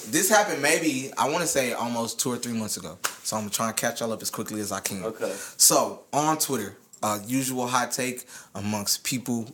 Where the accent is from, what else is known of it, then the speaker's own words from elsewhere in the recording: United States; also born or lived in Jamaica (ancestry); I was born over here.